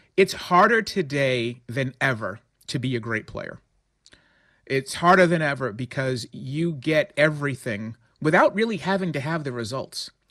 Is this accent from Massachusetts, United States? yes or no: yes; Boston, Massachusetts, United States; as a New Englander, as a Bostonian